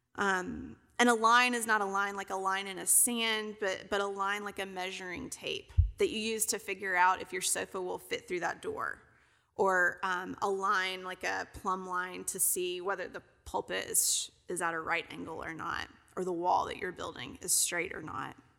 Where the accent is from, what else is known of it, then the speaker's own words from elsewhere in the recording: Kentucky, United States; also born or lived in Alabama / Tennessee; now in Texas, United States; I'm originally from Kentucky